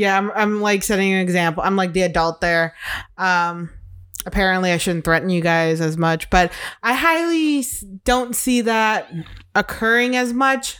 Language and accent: English; Chicago, Illinois, United States; moved away; growing up in Chicago